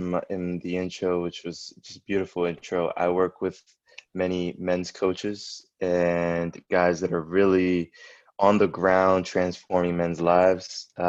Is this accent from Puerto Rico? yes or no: yes; Puerto Rico; I was born in Atorrey